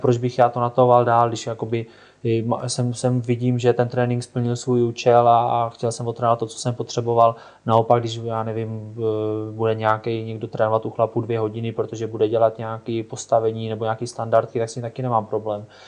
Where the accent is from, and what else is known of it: Czechia